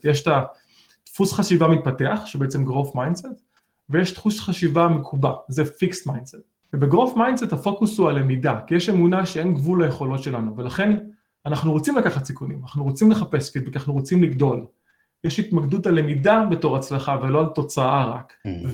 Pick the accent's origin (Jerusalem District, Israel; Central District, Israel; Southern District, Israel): Southern District, Israel; Beersheba; moved away as an adult; now in United States; גדלתי בבאר שבע